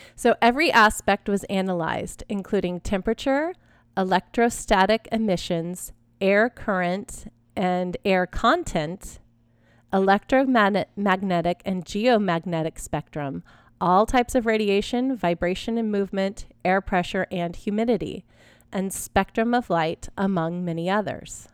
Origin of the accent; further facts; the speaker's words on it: Texas, United States; I grew up in Texas